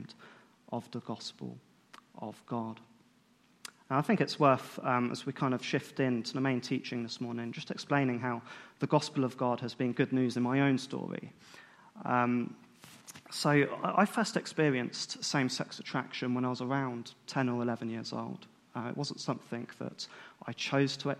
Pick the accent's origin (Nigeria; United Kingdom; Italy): United Kingdom; being British